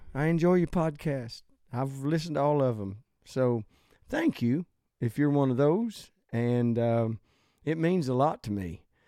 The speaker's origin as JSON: {"language": "English", "region": "the South", "country": "United States", "said": "I'm from the South, I love the South"}